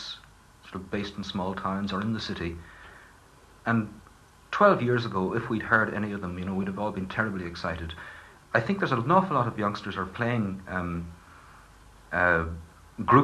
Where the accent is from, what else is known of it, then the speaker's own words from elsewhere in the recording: East County Down, Northern Ireland, United Kingdom; I grew up in East County Down, which is not a very nationally minded part of the country